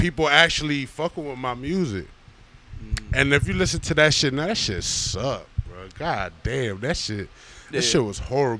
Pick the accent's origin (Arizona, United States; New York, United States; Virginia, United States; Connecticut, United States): Virginia, United States; Alexandria; also born or lived in Los Angeles, California; I'm from Chittilawa, Alexandria, Virginia.